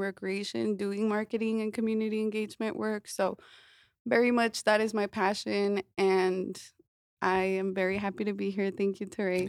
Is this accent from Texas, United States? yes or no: no; Denver, Colorado, United States; also born or lived in Mexico; I came to Denver with my family when I was four years old. I was born in Mexico, grew up in a documented student here in Denver